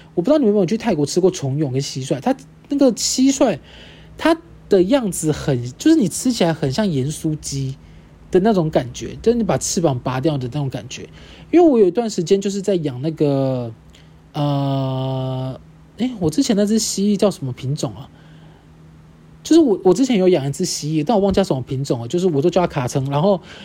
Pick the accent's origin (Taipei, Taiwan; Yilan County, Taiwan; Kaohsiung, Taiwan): Kaohsiung, Taiwan; moved away; 我的家庭就是我的老家。我这次回高雄的时候